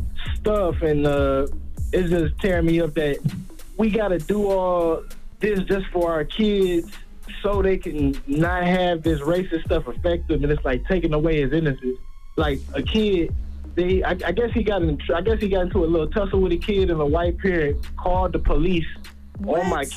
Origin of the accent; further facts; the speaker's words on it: Detroit, Michigan, United States; now in Dayton, United States; I'm from Detroit, man.